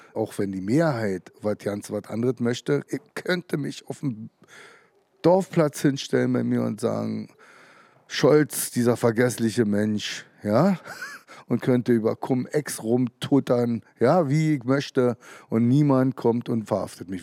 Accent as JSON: {"language": "German", "region": "Brandenburg", "country": "Germany", "tie": "born or raised there", "said": "Ich bin in der DDR geboren"}